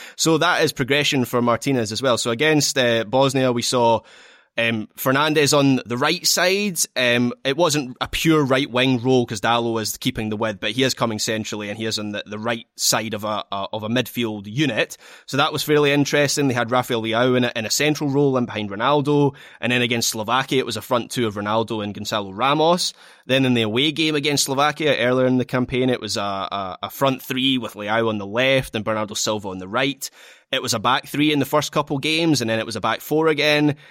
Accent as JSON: {"language": "English", "region": "Scotland", "country": "United Kingdom", "said": "as a Scot"}